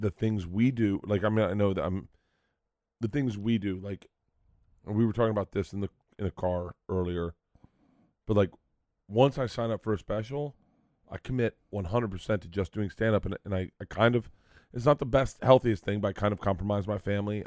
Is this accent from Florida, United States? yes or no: yes; Tampa, Florida, United States; now in Los Angeles, United States; I grew up in Tampa